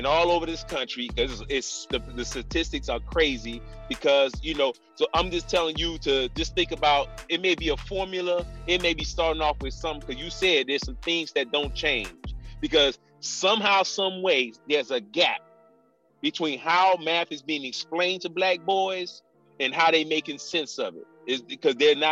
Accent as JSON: {"language": "English", "area": "Miami to Orlando", "region": "Florida", "country": "United States", "tie": "born or raised there", "said": "I moved from Miami to Orlando, because I was classified as gifted. From kindergarten, from pre-K to fourth grade"}